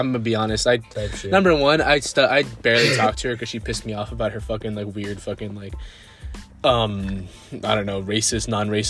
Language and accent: English; Nicaragua; I'm not even from Mexico, I'm from Nicaragua